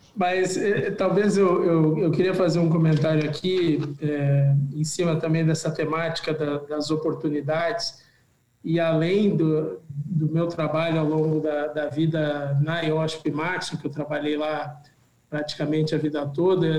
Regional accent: Rio Grande do Sul, Brazil; Eu sou gaúcho também

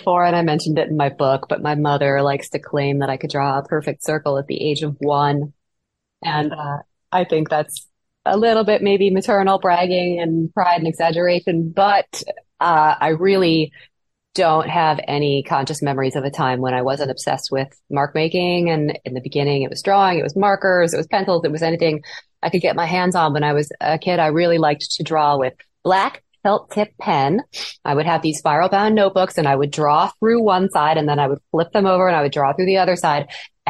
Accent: Midwest, United States; I had enough snow growing up in the Midwest.

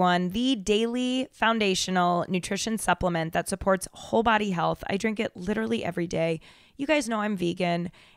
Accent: Denver, Colorado, United States; I'm from Denver

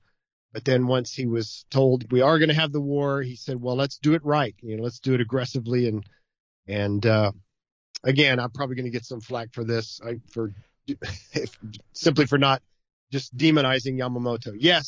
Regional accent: United States; I know I'm an American, and I'm on the American side.

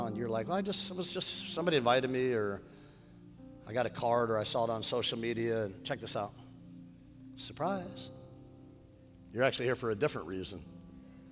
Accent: Westlake Village, California, United States; also born or lived in Oxnard, California; I was raised in Westlake Village

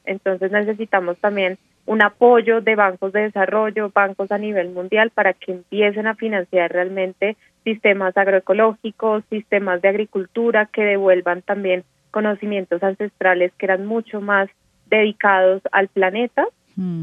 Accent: Colombia

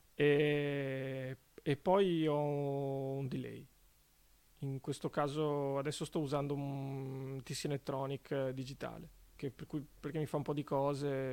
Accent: Venice, Veneto, Italy; anch'io sono veneziano

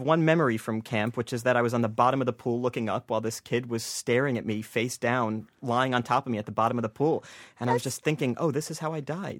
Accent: New Jersey, United States; I grew up in New Jersey

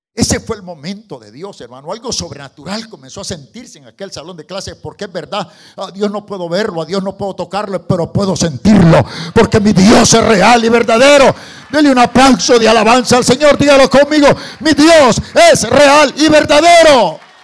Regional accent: El Salvador; Estoy hablando del Salvador, yo soy salvadoreño

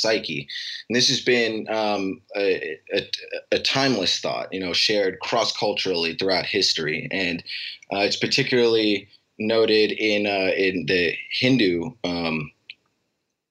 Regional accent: Alaska, United States; moved away; I grew up in Alaska

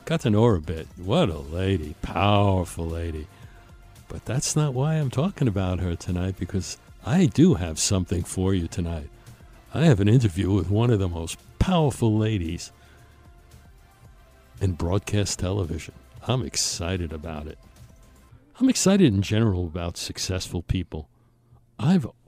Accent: New York City, New York, United States; growing up in Brooklyn

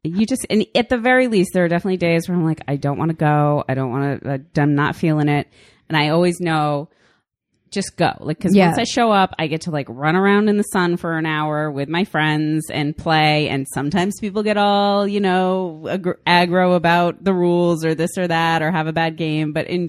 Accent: East Coast, New England, United States; moved away; We're from the East Coast.

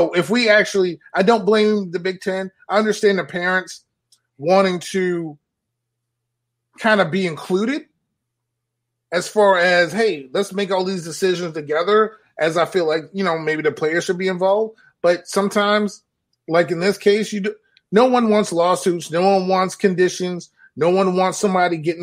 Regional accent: New York, United States; I'm from New York

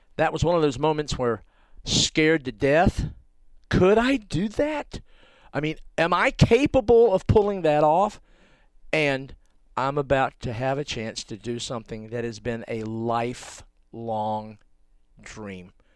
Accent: North Carolina, United States; a kid from North Carolina

